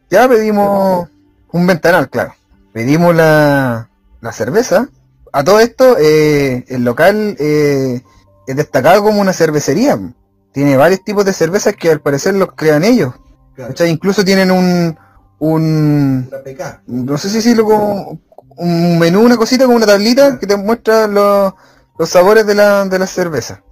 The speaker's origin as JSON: {"language": "Spanish", "country": "Chile"}